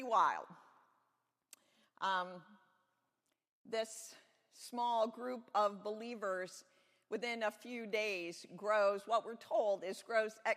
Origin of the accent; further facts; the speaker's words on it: Hudson, Ohio, United States; also born or lived in Jamestown; I grew up most of my life, although I was born in Jamestown, I grew up most of my life since third grade until I graduated from high school in Hudson, Ohio